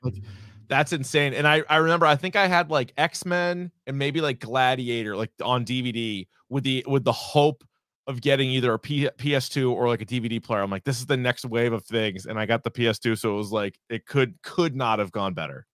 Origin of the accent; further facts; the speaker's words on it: New England, United States; growing up in New England, if you were a college football fan, you had to pick another team 'cause you didn't have one in New England